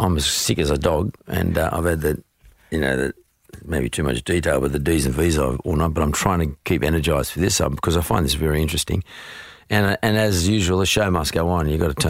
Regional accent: Narwee, New South Wales, Australia; Not far from Hurstville. I went to school in Bankstown, but I was more near an area called Ngawi.

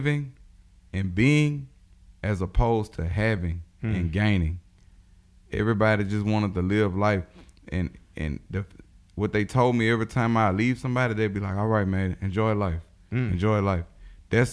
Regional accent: United States; where are you from? And I was like, America.

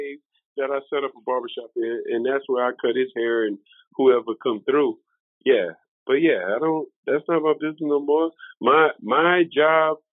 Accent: the South, United States; also born or lived in South Carolina; now in Memphis, United States; I was raised in the South.

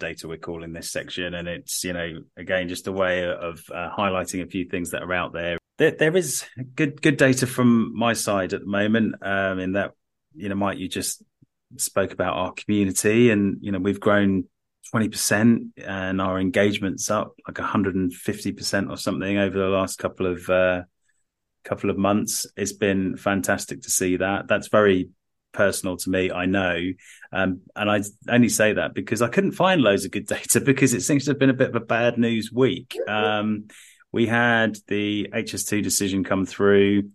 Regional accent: London, United Kingdom; as a Londoner

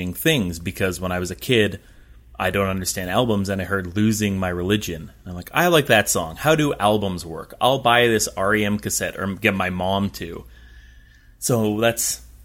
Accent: Vancouver, British Columbia, Canada; accent: British Columbia; also born or lived in Winnipeg / Toronto; I grew up in Vancouver. Right. So my parents moved here from Winnipeg when I was 3 months old.

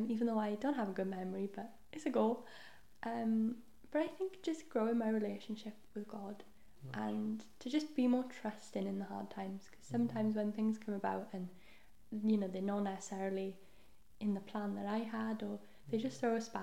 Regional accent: Wales, United Kingdom; first language Welsh; English is a second language; my first language is Welsh, so I have a Welsh Bible

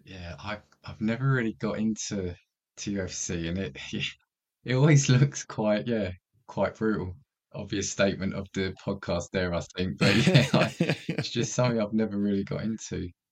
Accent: United Kingdom; as a British kid

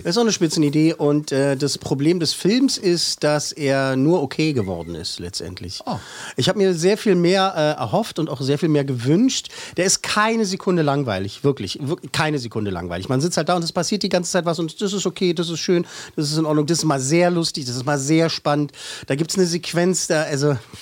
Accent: Germany; Bei uns in Deutschland

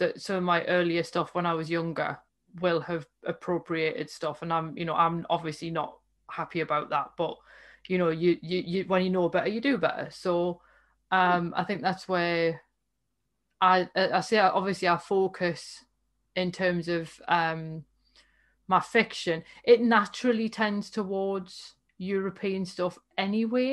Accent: United Kingdom; by dint of being British

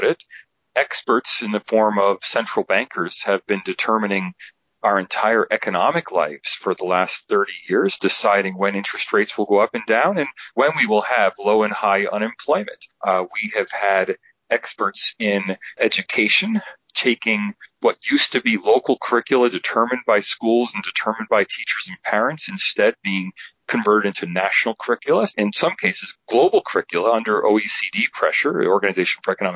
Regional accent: United States; moved away as an adult; now in Sydney, Australia; as an American in America

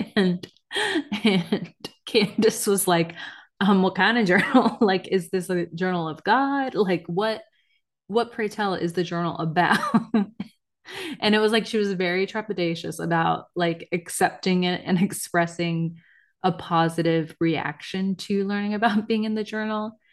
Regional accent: United States; I'm American.

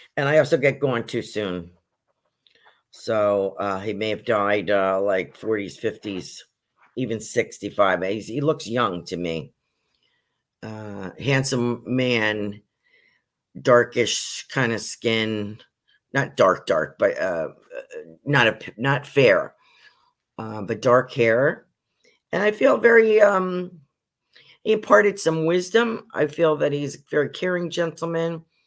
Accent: New York, United States; also born or lived in Poconos, Pennsylvania; now in Sarasota, United States; I was originally from New York State

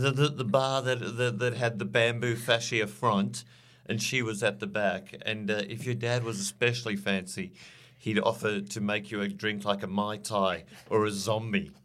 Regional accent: South Africa; moved away as an adult; now in Australia; I grew up in South Africa, uh, during the, uh, the seventies and eighties

